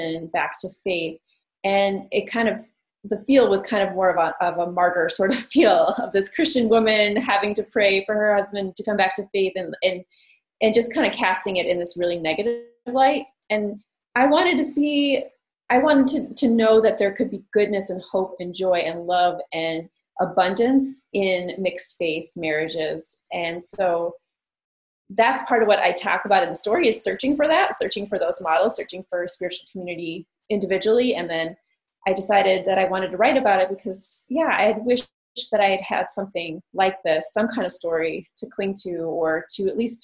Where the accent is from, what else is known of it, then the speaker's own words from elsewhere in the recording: Minneapolis, Minnesota, United States; I'm a writer from Minneapolis, Minnesota.